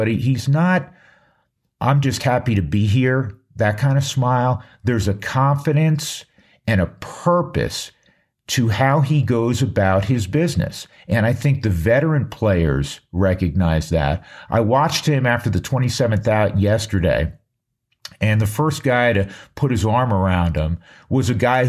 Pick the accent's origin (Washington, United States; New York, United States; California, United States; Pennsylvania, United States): New York, United States; moved away; I grew up in New York